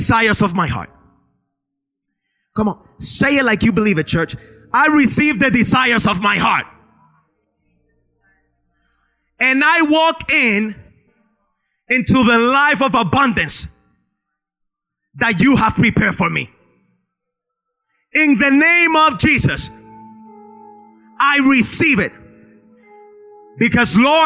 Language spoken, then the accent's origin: English; Spain; now in United States; I grew up in Spain